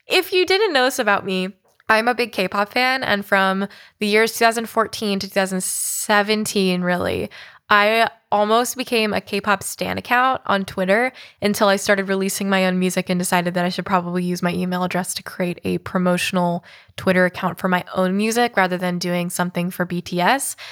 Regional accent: Oakland, California, United States; moved to Oakland, California. Shout out to my hometown

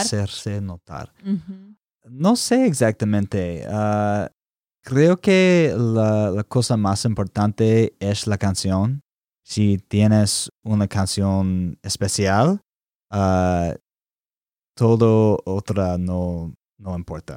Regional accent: Alabama, United States; Spanish is a second language; moved away as an adult; also born or lived in Texas; now in Nashville, United States; nací en Alabama

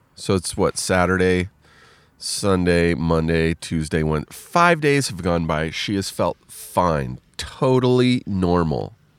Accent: Riverside, California, United States; moved away; I am in Riverside, California, my hometown.

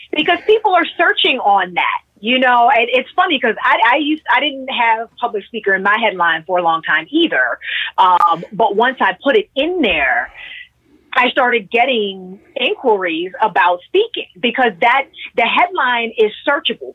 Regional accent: Pittsburgh, Pennsylvania, United States; I'm originally from Pittsburgh, PA

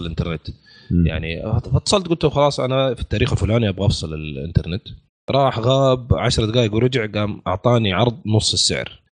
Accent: Saudi Arabia; عندنا في السعودية

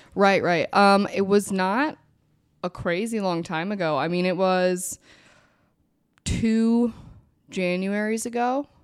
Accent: Minnesota, United States; also born or lived in New Jersey; we moved from New Jersey when I was really young, and they were very, like, alone when we got to Minnesota

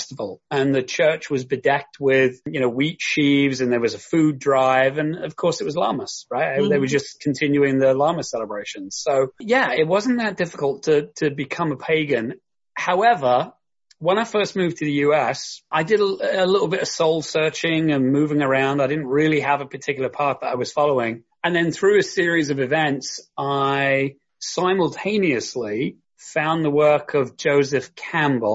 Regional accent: London, United Kingdom; moved away; also born or lived in Kent; I'm originally from the south of England. I grew up in and around London. So I was born in London, raised in London.

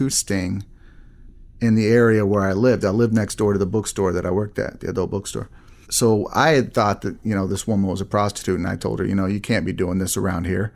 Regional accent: Texas, United States; moved away as an adult; also born or lived in Arizona / Wisconsin / Illinois; lived in Texas most of my life

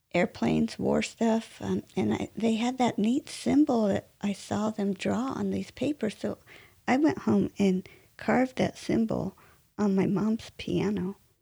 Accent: Westminster, California, United States; now in Marietta, United States; I was born in Westminster, California

